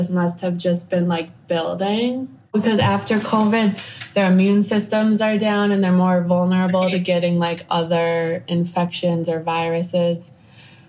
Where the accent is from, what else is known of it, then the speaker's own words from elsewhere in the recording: Chicago, Illinois, United States; moved away as an adult; also born or lived in California / Costa Rica; now in Nicaragua; I am from the States. I'm from Chicago